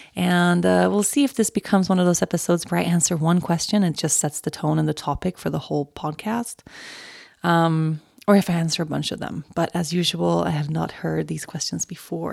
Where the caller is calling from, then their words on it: Colorado, United States; I'm calling in from Colorado